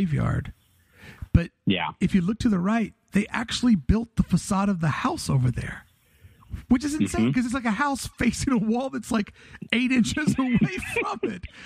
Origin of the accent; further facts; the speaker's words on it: Ohio Valley, United States; I grew up on the banks of the Ohio River